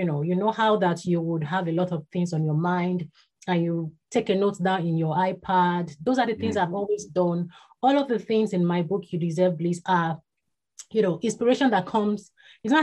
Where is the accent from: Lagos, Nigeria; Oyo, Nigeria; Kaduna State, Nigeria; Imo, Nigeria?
Oyo, Nigeria; Ibadan; was born and bred in Ibadan. That's in Nigeria